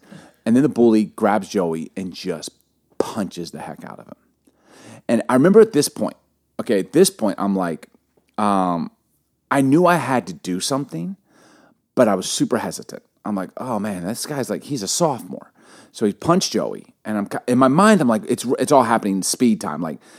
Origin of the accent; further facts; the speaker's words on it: Chicago, Illinois, United States; also born or lived in Baltimore; We grew up in Baltimore, Chicago, but one place we lived, do you remember Bartlett, Vic, in Chicago?